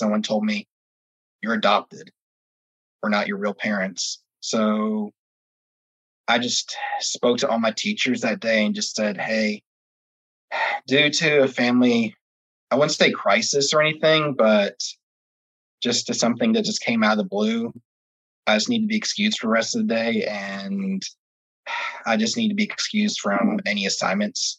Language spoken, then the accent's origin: English; Orlando, Florida, United States; I'm from Orlando, Florida